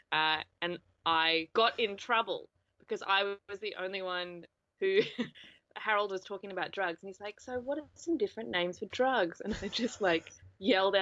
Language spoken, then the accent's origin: English; New Zealand; moved away; I grew up in New Zealand